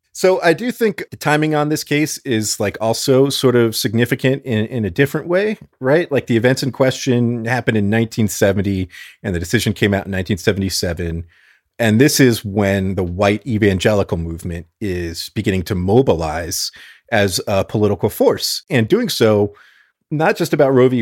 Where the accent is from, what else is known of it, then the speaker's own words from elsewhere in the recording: South Florida, United States; I'm from South Florida, as is my dad